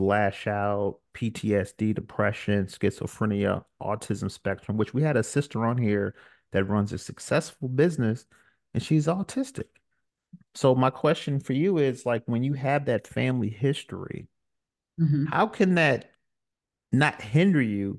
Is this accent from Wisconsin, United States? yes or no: no; Brooklyn, New York, United States; I'm from Brooklyn, New York, where, you know, you may see a couple neighbors